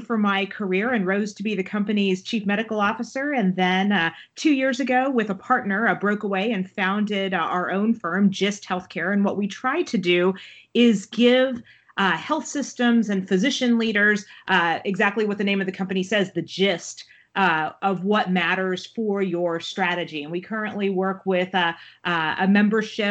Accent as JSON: {"language": "English", "region": "Texas", "country": "United States", "also_born_or_lived": "Baltimore, Maryland / Washington, D.C.", "moved": "as an adult", "said": "I am from Texas"}